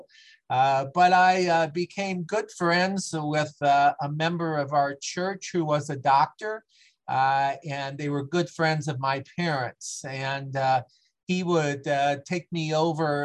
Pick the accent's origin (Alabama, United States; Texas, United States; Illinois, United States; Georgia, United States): Illinois, United States; Aurora; moved away as an adult; also born or lived in Centralia, Illinois / Clinton, Illinois; moved into Aurora, Illinois in 1957, and basically grew up there, which is about 40 miles west of Chicago.